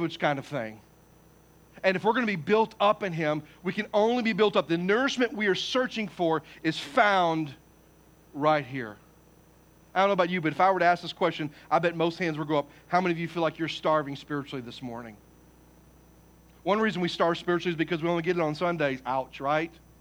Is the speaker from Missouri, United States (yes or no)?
yes; Poplar Bluff, Missouri, United States; moved away; I'm from Poplar Bluff, Missouri. I mean, I'm not saying we're backwoods, because we're not